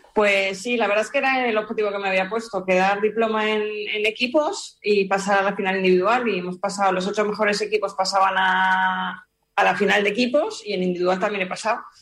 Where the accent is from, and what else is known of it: Spain